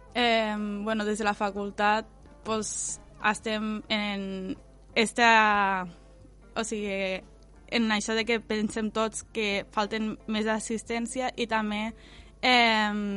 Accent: L'Ampolla, Catalonia, Spain; also born or lived in Tortosa / Camarles; jo m'he criat a l'Ampolla, però tampoc m'he criat exactament a l'Ampolla perquè he anat al col·le a Tortosa

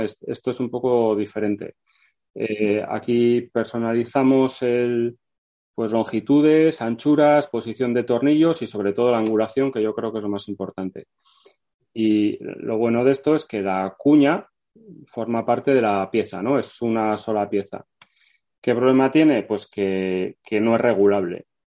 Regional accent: Vitoria-Gasteiz, Basque Country, Spain; yo soy de Vitoria

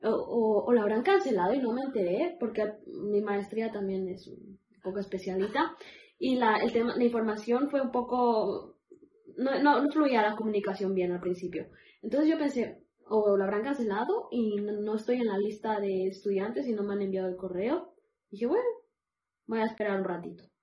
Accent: Barcelona, Catalonia, Spain; donde yo crecí en Barcelona, una callecita con hojas

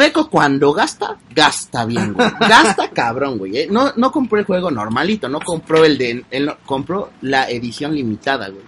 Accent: Mexico; Los mexicanos queremos hablar como los españoles

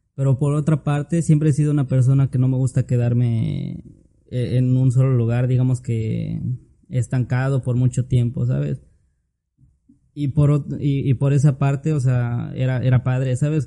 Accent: Tlaxcala, Mexico; also born or lived in Puebla / Campeche / Motul, Yucatán; now in Mérida, Mexico; Yo soy de... Nací en Puebla, pero toda mi vida me crecí en Tlaxcala. Tlaxcala. De ahí, de ahí soy

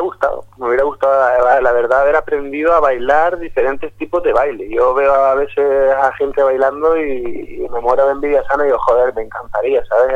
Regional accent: Gran Canaria, Canary Islands, Spain; Gran Canaria, donde soy yo

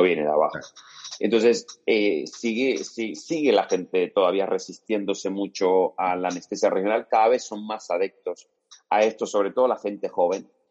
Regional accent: Cuba; moved away as an adult; now in Spain; yo soy médico cubano, formado en Cuba

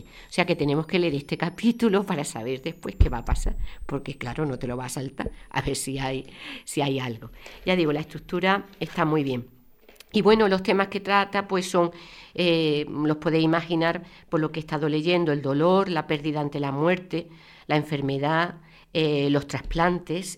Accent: Málaga, Andalusia, Spain; yo nací en Málaga

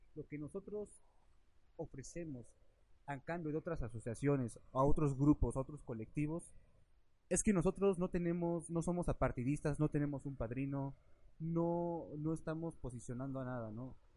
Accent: Mexico; nosotros como mexicanos

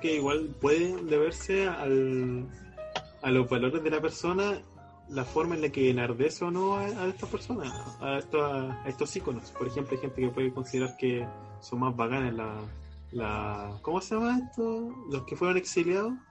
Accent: Chile; soy chileno

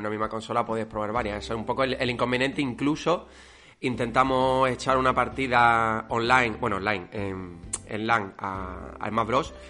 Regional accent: Málaga, Andalusia, Spain; los dos somos de Málaga.

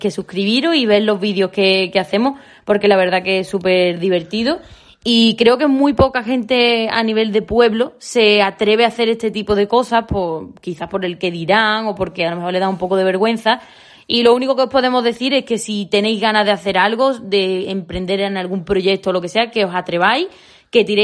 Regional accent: Olvera, Andalusia, Spain; somos de Olvera.

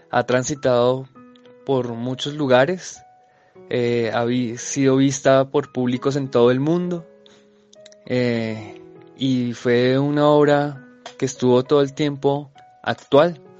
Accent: Colombia; nuestra conciencia como colombianos. Nosotros tenemos mucho que ver con España, que es de donde viene la obra, es parte de su cultura, de su pasado y de su patrimonio cultural. Entonces, los colombianos debemos verlo como una obra propia

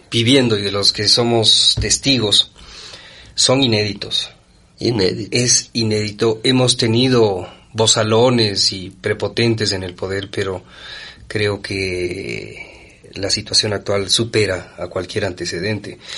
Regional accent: Quito, Pichincha, Ecuador; born or raised there

